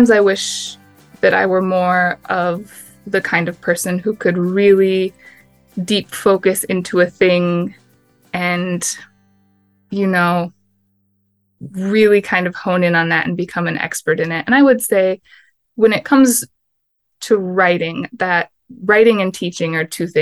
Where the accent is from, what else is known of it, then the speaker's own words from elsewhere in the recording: Michigan, United States; now in Tempe, United States; I'm hail from Michigan